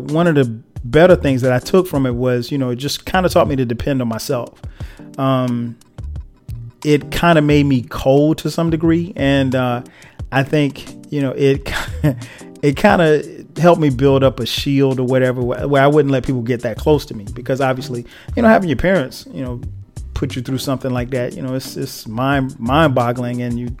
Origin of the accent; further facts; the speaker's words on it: Florence, South Carolina, United States; also born or lived in Newark, New Jersey; I wasn't born in South Carolina. I was born in New Jersey, Newark, to be exact. That's my dad's side of the family's from. But we moved to Florence when I was like three.